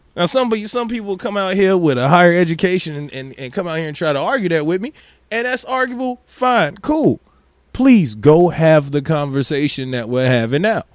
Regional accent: Maryville, United States; growing up in Maryville, when you black, you get pulled over

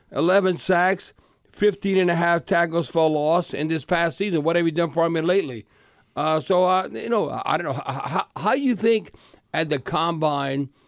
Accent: Cut Off, Louisiana, United States; now in Atlanta, United States; I grew up in Cut Off, Louisiana.

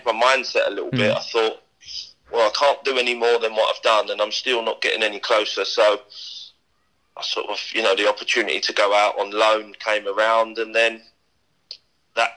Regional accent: Wembley, London, United Kingdom; moved away; also born or lived in Shrewsbury; I went to school about 300 yards from Wembley Stadium, and I grew up in Wembley

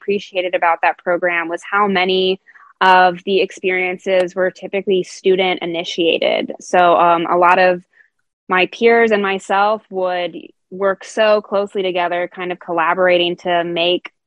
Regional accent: Dayton, Ohio, United States; also born or lived in Indianapolis; I moved back to my hometown of Dayton, Ohio

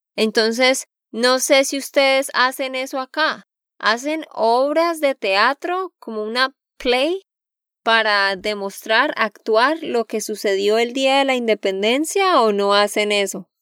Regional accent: Santander, Colombia; de Santander, Colombia

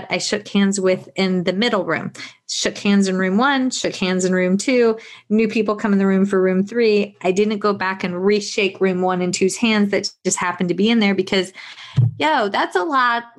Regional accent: Virginia, United States; now in South Carolina, United States; I am not from South Carolina. I'm from Virginia

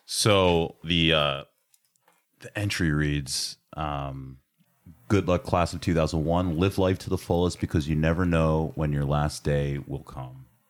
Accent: Ambler, Pennsylvania, United States; Ambler has a very special place in my heart, obviously, uh, being that it's my hometown

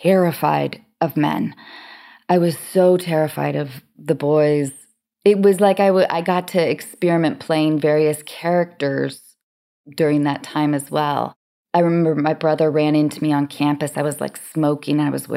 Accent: Seattle, Washington, United States; also born or lived in Baltimore, Maryland; my parents' decision to move to Seattle when I was 6 years old. I was born in Baltimore.

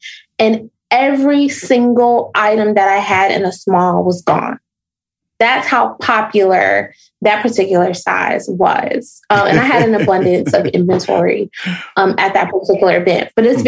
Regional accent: Chicago, Illinois, United States; So when I lived in Nashville, I'm originally from the South Side of Chicago.

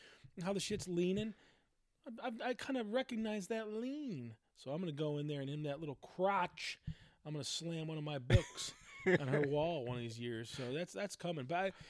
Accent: Michigan, United States; now in Portland, United States; growing up in Michigan.

